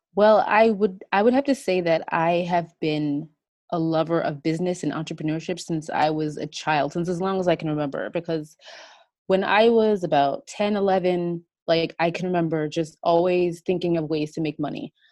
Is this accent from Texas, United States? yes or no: no; New York, United States; I'm from the United States, uh, in New York, and I live here with my two kids and my husband.